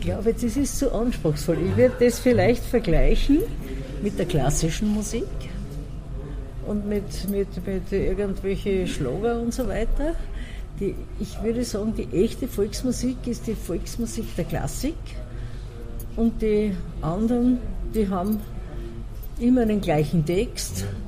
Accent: Ausseerland, Styria, Austria; Und in meinem Haus, wo ich geboren bin, meine Eltern, die haben alle Singer können

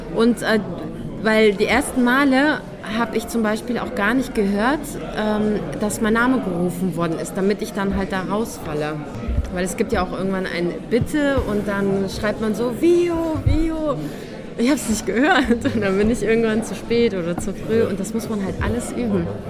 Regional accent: a village near Cologne, North Rhine-Westphalia, Germany; accent: Hochdeutsch; moved away as an adult; now in Vienna, Austria; ich bin ja nicht in Köln äh, groß geworden, sondern in einem Dorf

